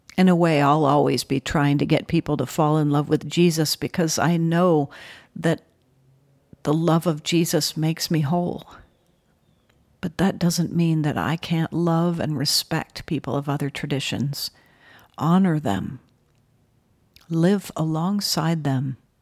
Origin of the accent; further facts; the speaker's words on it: New Haven, Connecticut, United States; I was born in New Haven, Connecticut.